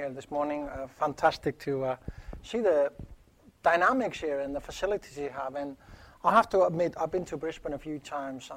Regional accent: Iceland; moved away; my home country, Iceland

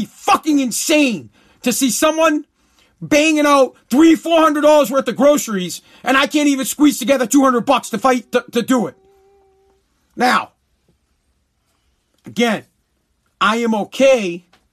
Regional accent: United States; I'm an American

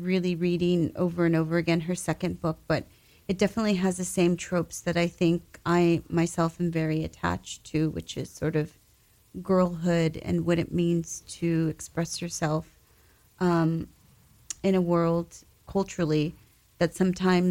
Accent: West Covina, California, United States; moved away as an adult; now in New York, United States; I grew up in Southern California. I was born in West Covina, California. And that's where I was at for like the first, I guess, close to 30 years of my life before I moved to New York.

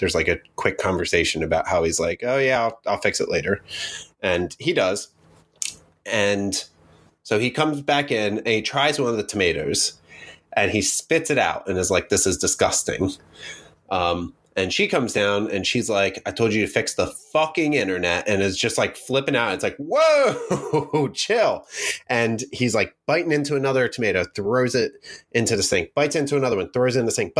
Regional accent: New Jersey, United States; We come from Jersey where you get real tomatoes here

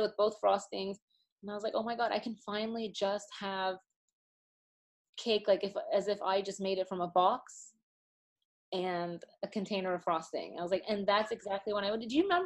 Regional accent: Austin, Texas, United States; now in New York, United States; I live in New York, but I was born and raised in Texas

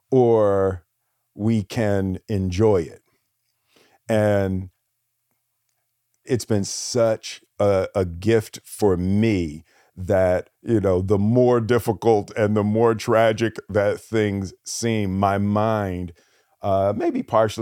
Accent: Philadelphia, Pennsylvania, United States; I grew up in Philly, and you know, fighting was a real thing.

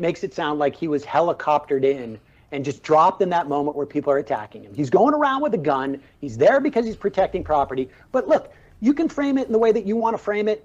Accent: Worcester, Massachusetts, United States; grew up in, in, in Worcester, Massachusetts.

